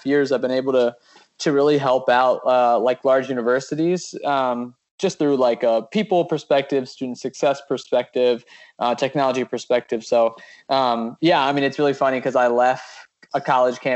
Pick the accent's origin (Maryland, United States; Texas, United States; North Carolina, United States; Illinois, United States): Maryland, United States; now in Washington, D.C., United States; I'm from Maryland, born and raised in the area.